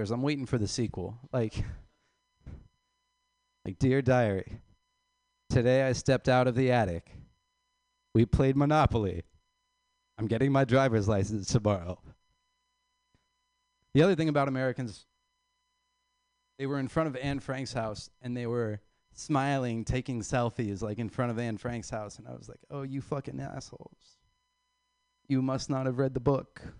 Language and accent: English; Ireland